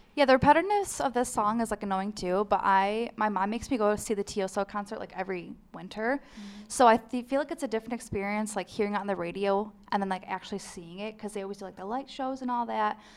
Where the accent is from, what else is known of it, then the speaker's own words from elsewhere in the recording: Fredonia, New York, United States; I'm from Fredonia